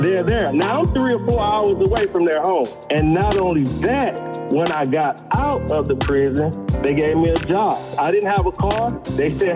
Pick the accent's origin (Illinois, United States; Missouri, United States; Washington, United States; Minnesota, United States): Missouri, United States; St. Louis; moved away; I'm born and raised in St. Louis, Missouri